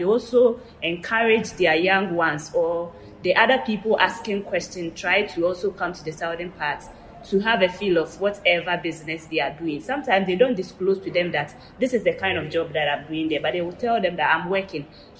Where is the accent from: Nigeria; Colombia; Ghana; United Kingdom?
Ghana; southern Ghana; I remember in 2004, I went back to my hometown, as I was born in the southern part of Ghana.